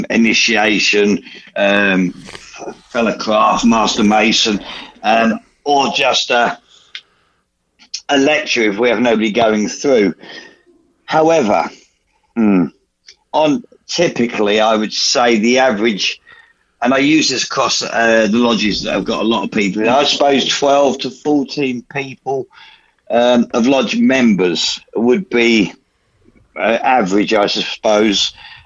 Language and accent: English; United Kingdom; We're British.